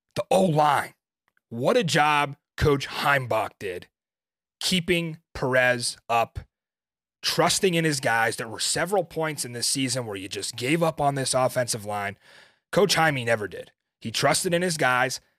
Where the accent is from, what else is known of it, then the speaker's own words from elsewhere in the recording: Northeast, United States; we're from the Northeast